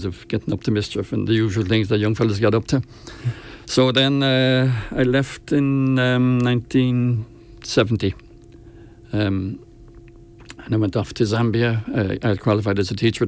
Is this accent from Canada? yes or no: no; Rosslare, Leinster, Ireland; moved away as an adult; growing up in Rasslare